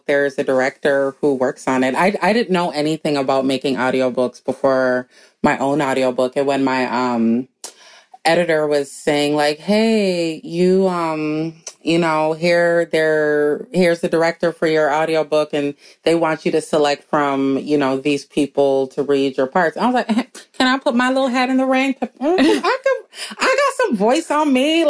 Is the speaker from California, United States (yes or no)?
no; Minneapolis, Minnesota, United States; also born or lived in New York City; Black girl growing up in Minneapolis